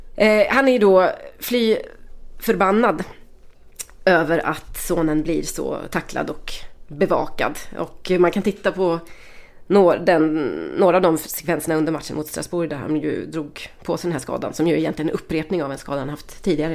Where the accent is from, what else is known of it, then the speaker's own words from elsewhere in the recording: Västergötland, Västra Götaland, Sweden; vi är tre västgötar